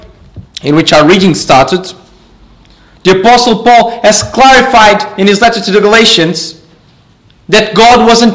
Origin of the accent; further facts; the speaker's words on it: Portugal; I'm from Portugal